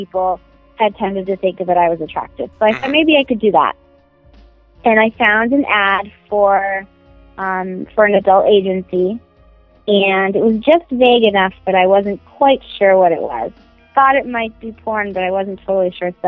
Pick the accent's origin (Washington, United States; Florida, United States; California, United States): California, United States; San Diego; I am originally from San Diego, which is actually where I still live.